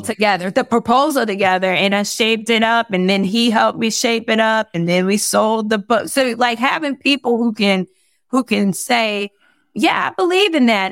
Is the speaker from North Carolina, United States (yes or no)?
yes; Fayetteville, North Carolina, United States; now in Atlanta, United States; Fort Bragg and Fayetteville, my, my hometown